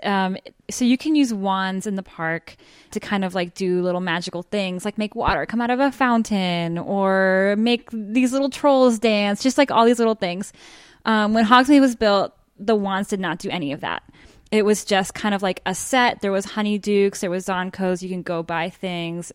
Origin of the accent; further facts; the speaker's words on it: Miami, Florida, United States; I am a Florida native. I grew up in Miami.